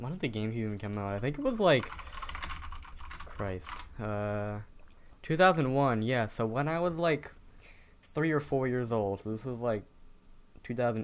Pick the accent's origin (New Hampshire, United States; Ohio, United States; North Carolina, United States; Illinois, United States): New Hampshire, United States; also born or lived in Massachusetts; I moved from Massachusetts up to New Hampshire in the summer between first and second grade. And then when we moved up here